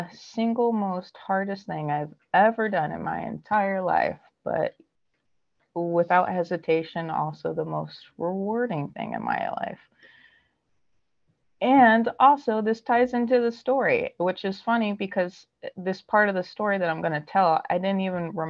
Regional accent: Southern California, United States; born and raised in Southern California

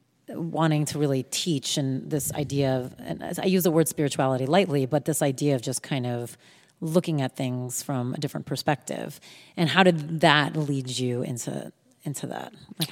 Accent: New Jersey, United States; I'm from Jersey too.

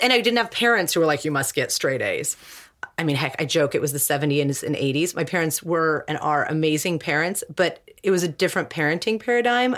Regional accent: Seattle, Washington, United States; I was raised in Seattle, which is a very, like, passive-aggressive, humble type of place

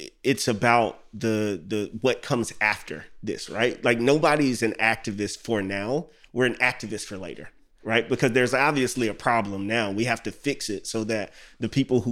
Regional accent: Winston-Salem, North Carolina, United States; moved away as an adult; also born or lived in New York City; now in New York, United States; Well, I am from Winston-Salem, North Carolina. We call it the TRAFO, where I'm from

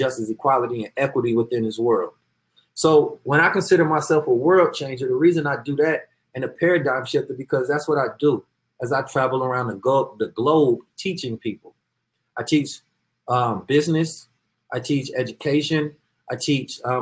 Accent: Oakland, California, United States; I am from Oakland, California

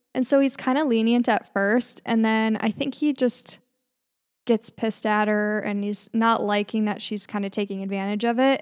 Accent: northern Minnesota, United States; We both grew up in northern Minnesota

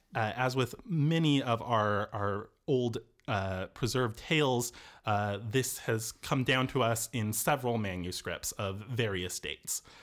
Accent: Seattle, Washington, United States; moved away as an adult; now in Cork, Ireland; I'm from Seattle originally

